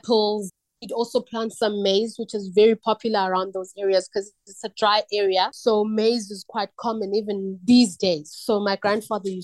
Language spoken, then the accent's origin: English; Estcourt, KwaZulu-Natal, South Africa; also born or lived in Loskop / Winterton; I'm from Estcourt, small town called Estcourt. So I grew up in a rural background, Estcourt, Loskop and Winterton.